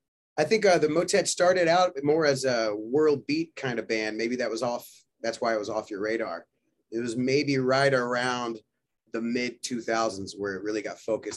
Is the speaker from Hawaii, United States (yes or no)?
no; Nashville, Tennessee, United States; moved away as an adult; also born or lived in Portland, Oregon; now in Denver, United States; I was born in Nashville, Tennessee, believe it or not. Not the funkiest place, I guess.